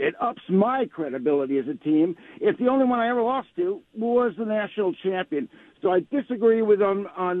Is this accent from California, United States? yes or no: no; Michigan, United States; moved away; I was born in Michigan and have been a big Blue fan for a long time.